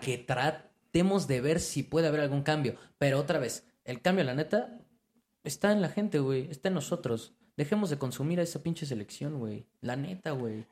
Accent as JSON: {"language": "Spanish", "country": "Mexico", "said": "somos mexicanos"}